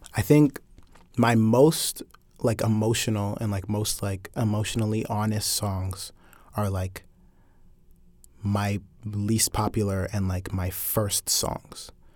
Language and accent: English; Atlanta, Georgia, United States; I'm more from Atlanta than you're from Atlanta